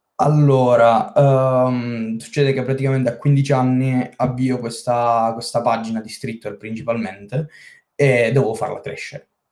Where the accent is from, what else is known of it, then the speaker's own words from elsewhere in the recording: Senise, Basilicata, Italy; Sono della Basilicata di Senise, questo piccolo paesino di settemila e cinque abitanti